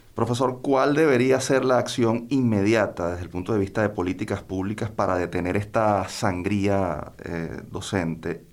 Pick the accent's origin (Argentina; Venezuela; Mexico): Venezuela